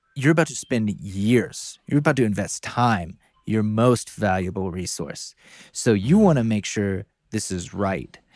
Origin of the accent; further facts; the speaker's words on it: North Carolina, United States; growing up in North Carolina